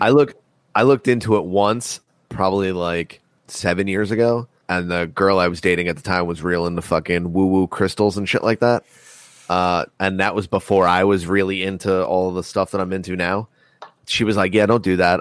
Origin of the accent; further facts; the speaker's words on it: United States; I'm born American.